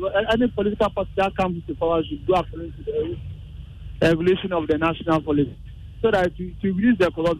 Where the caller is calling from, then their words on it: Accra, Greater Accra, Ghana; I'm calling from Circle.